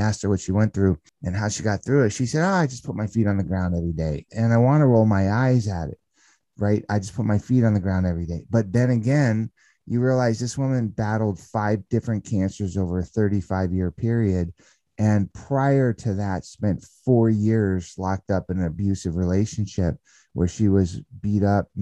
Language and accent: English; San Fernando Valley, California, United States; I grew up in the San Fernando Valley of California